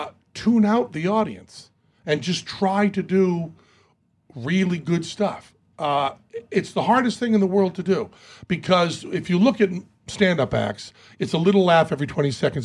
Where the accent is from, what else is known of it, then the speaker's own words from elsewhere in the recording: United States; you're American. I'm an American.